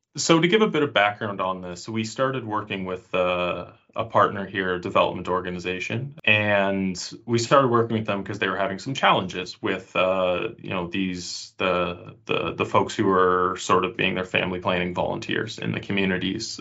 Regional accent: Canada; moved away as an adult; now in Finland; I'm from Canada uh, originally, though now I live in Finland

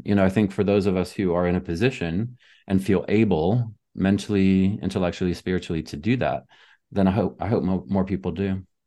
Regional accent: Southern United States, United States; moved away; I grew up in the Southern United States

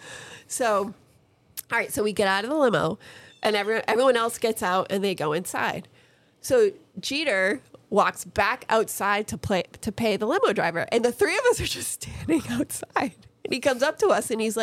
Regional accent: Boston, Massachusetts, United States; we're from Boston

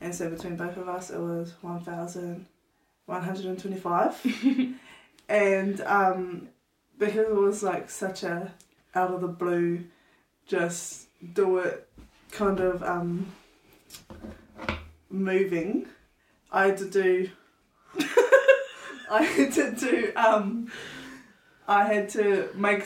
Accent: Murupara, Bay of Plenty, New Zealand; I'm from Murupara

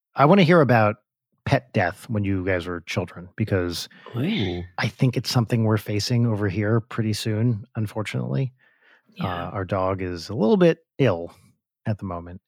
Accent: New Jersey, United States; moved away as an adult; also born or lived in Ann Arbor / New York; growing up in Jersey

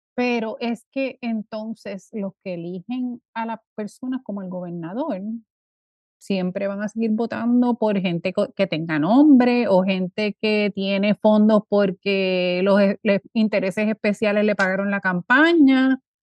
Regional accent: Puerto Rico; moved away; cuando me fui de Puerto Rico

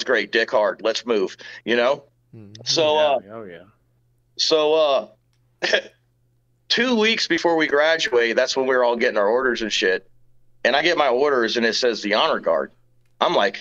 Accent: Georgia, United States; moved away as an adult; also born or lived in Tennessee; now in Arizona, United States; I grew up in Georgia

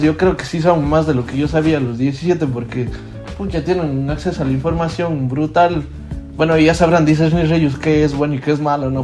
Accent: Ecuador; moved away; mi país

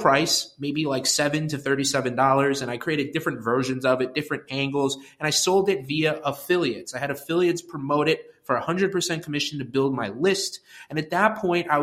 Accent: Westchester, New York, United States; also born or lived in Connecticut; now in New York City, United States; I grew up in Westchester, New York, which is a suburb just north of New York City

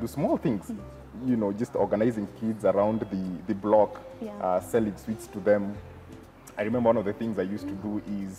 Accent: Ngong, Kajiado County, Kenya; So I grew up in Ngong

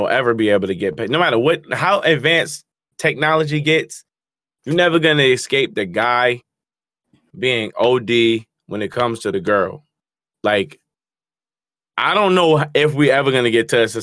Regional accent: New Jersey, United States; I'm from Jersey

